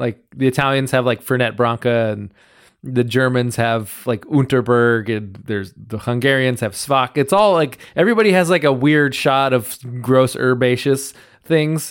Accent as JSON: {"language": "English", "town": "Reedley", "region": "California", "country": "United States", "tie": "born or raised there", "said": "growing up in Reedley"}